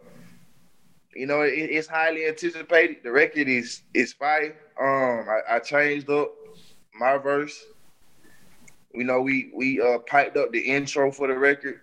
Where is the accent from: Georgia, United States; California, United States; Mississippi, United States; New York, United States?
Georgia, United States; Atlanta; I'm from DeKalb County, I'm from East Atlanta Zone 6